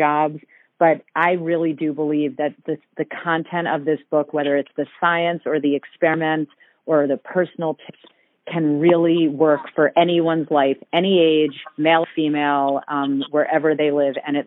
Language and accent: English; New York City area, United States; also born or lived in California; I was born in California, and I've lived in the New York City area literally my entire life.